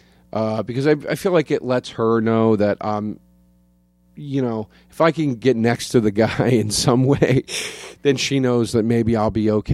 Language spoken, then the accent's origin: English; Collegeville, Pennsylvania, United States; now in New Jersey, United States; Pennsylvania. Outside of Philadelphia.